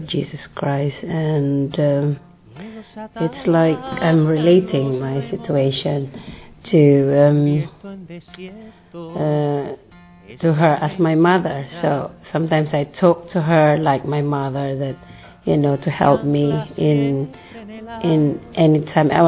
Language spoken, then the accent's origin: English; Philippines; I'm a Filipino. So obviously I'm from Philippines.